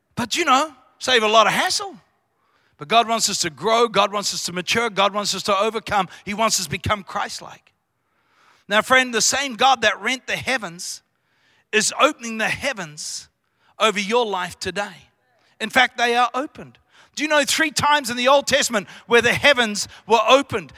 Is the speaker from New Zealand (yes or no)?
yes; New Zealand; accent: Kiwi; I come from Royal New, Roy-, Royal New Zealand. I was brought up on a farm, small town of three thousand people